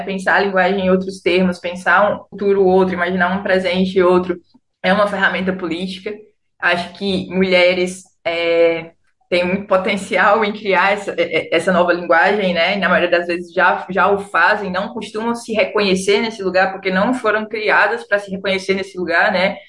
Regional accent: Fortaleza, Ceará, Brazil; moved away as an adult; now in Rio de Janeiro, Brazil; nesse tempo eu estava morando no Rio, mas eu sou de Fortaleza

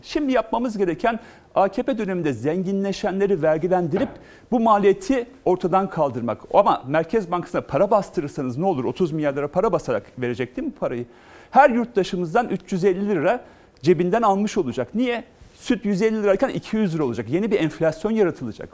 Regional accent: Malatya, Turkey; Ben Malatyalıyım

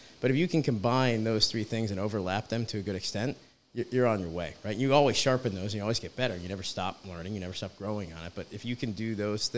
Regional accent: a suburb of Philadelphia, New Jersey, United States; moved away; I'm from New Jersey, a suburb of Philadelphia, and my wife was as well

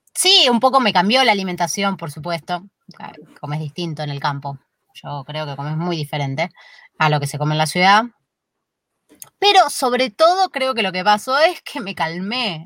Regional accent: Buenos Aires, Argentina; moved away as an adult; now in San Luis, Argentina; yo soy de Flores, un barrio de, la capital, eh, muy céntrico, en el medio de la capital, creo que por la esquina de mi casa, yo me crié ahí a media cuadra de Plaza Flores

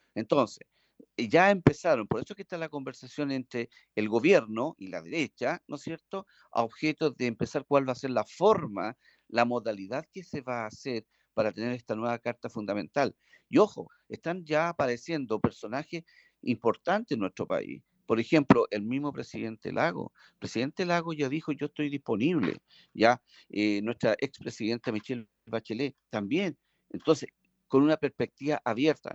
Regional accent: Chile; nosotros como los chilenos

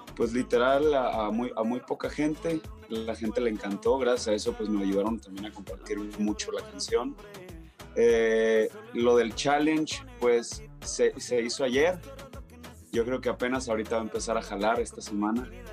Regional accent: Hermosillo, Sonora, Mexico; moved away as an adult; now in Mexico City, Mexico; yo soy de Hermosillo, Sonora, desde chiquito siempre he escuchado el regional

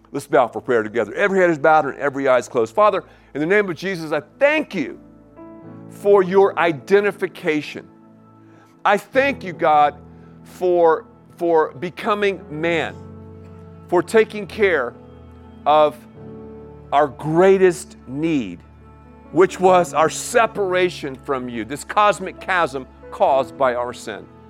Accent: Canton, North Carolina, United States; also born or lived in Erwin, North Carolina; Irwin, North Carolina, and, oh, Canton, Canton

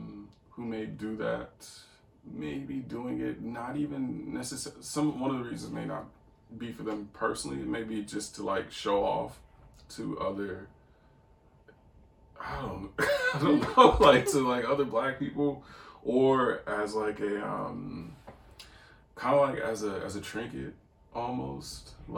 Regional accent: St. Louis, Missouri, United States; My mom, we lived in the, I'm from St. Louis, and we lived in the hood. So I was constantly surrounded by black people growing up.

